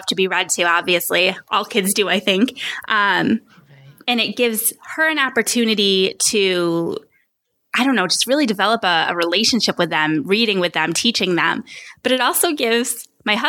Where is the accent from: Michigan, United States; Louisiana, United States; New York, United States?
New York, United States; Rochester; moved away as an adult; now in Phoenix, United States; We're from Rochester, New York, and we've since moved across the country. We're now in Phoenix, Arizona